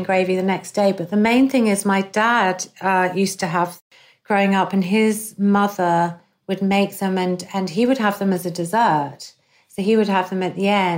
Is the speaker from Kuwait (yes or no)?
no; England, United Kingdom; growing up in England, we have this tradition of Sunday roast